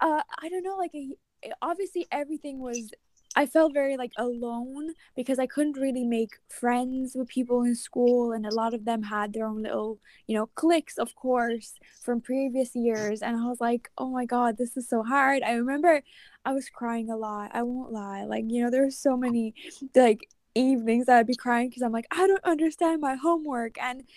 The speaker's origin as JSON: {"language": "English", "country": "Ireland", "second_language": "English", "said": "I think that's where my accent is not, it's not as Irish as like it could get."}